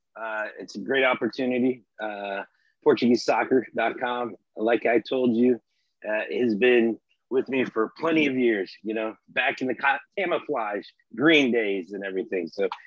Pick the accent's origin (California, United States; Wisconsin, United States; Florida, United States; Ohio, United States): Florida, United States; I was actually born in the United States. In the States, I was born in Florida. My parents migrated over here back in the 1971. They migrated from Portugal, Lisbon, actually north of Lisbon in the Ribatejo area.